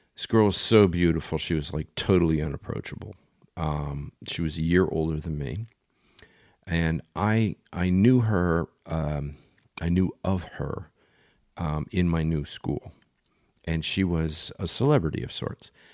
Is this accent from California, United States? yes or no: no; Philadelphia, Pennsylvania, United States; moved away; also born or lived in Bay Village, Ohio; I grew up in Philly, and, um, we don't do shy in Philly